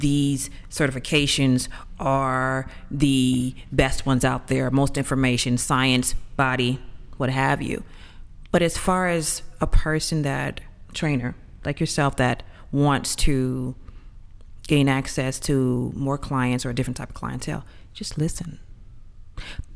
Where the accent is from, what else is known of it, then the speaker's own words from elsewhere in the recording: Atlanta, Georgia, United States; I am from Atlanta.